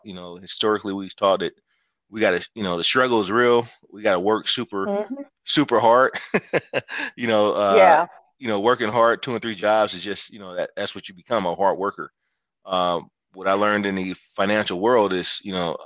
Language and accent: English; San Francisco Bay Area, California, United States; I'm originally from the Bay Area. I grew up in San Francisco, Oakland area